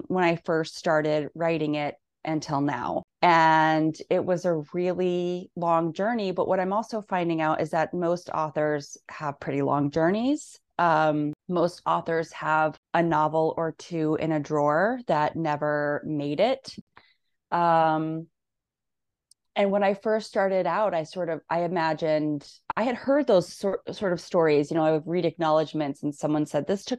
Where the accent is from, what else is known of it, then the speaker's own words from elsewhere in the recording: Nebraska, United States; moved away as an adult; also born or lived in Missouri / Northampton, Massachusetts; I grew up in Nebraska, college in Missouri. And when I moved to Northampton